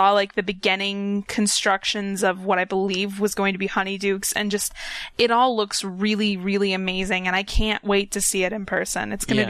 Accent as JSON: {"language": "English", "town": "Orlando", "region": "Florida", "country": "United States", "tie": "born there", "said": "I mean, I was born in Orlando, so, like, I've been going to Universal Studios since before I can even remember."}